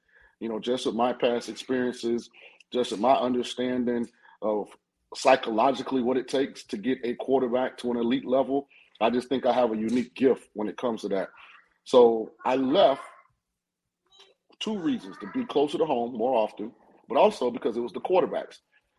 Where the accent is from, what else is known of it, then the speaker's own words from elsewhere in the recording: St. Petersburg, Florida, United States; also born or lived in Tampa; So I was born in St. Petersburg. I live in Tampa at the time